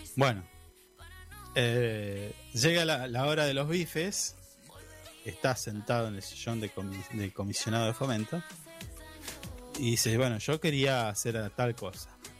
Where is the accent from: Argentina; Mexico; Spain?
Argentina; nuestro, de los argentinos